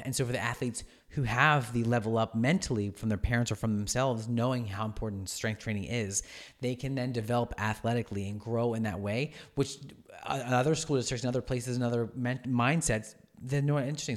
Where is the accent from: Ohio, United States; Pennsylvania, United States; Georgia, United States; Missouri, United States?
Pennsylvania, United States; Oxford; I grew up in Oxford. I went to Oxford, uh, for high school